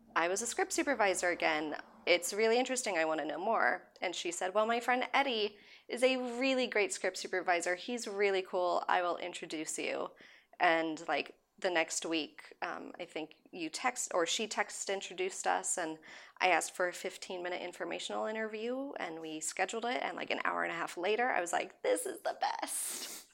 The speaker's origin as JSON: {"language": "English", "region": "Southern California", "country": "United States", "tie": "born or raised there", "also_born_or_lived": "London", "lives_now": "Los Angeles, United States", "said": "growing up in Southern California"}